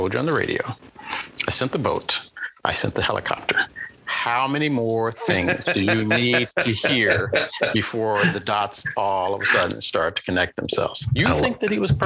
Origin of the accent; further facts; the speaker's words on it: Wheeling, West Virginia, United States; moved away; I'm lucky to have had the experience of growing up in West Virginia